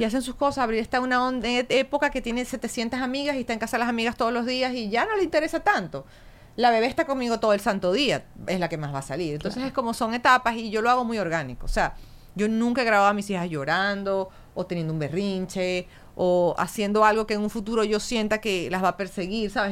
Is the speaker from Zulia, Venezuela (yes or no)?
yes; Maracaibo, Zulia, Venezuela; moved away; yo soy bien maracucha.